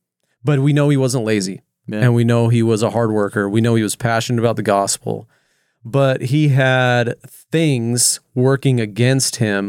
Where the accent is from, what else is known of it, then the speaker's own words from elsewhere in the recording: California, United States; now in Oregon, United States; And I was this outsider from California moving to Oregon.